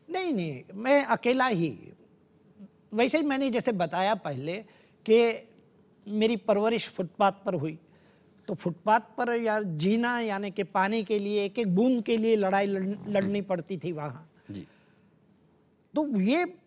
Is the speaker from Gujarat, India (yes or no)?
yes; Saurashtra, Gujarat, India; मेरा जन्म सौराष्ट्र गुजरात में हुआ था